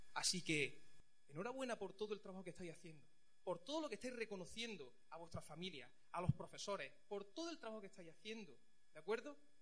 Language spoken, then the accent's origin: Spanish; Chimeneas, Andalusia, Spain; moved away as an adult; also born or lived in Pinos Puente; now in Santa Fe, Spain; Yo no soy de Pinos Puente. Yo vivo en Santa Fe, no soy de Santa Fe. Yo soy de Chimenea, de un pueblo pequeño.